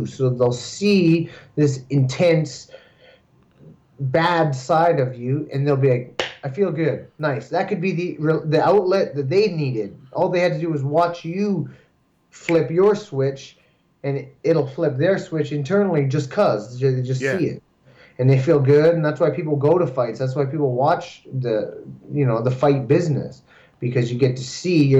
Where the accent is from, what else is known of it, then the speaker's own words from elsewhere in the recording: Canada; we're also Canadian fighters